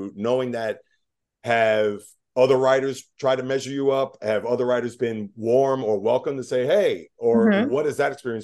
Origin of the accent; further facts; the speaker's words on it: New York, United States; I'm a New Yorker